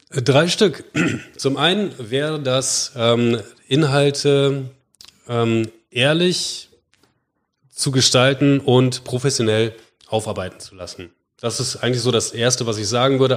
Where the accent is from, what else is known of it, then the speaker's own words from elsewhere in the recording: Bremen, Germany; Ich bin, ähm, gebürtiger Bremer und, ähm, Entschuldigung, nicht gebürtiger Bremer. Ich bin Bremer.